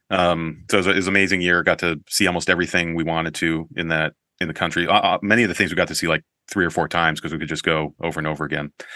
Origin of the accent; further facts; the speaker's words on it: Colorado Springs, Colorado, United States; growing up in Colorado Springs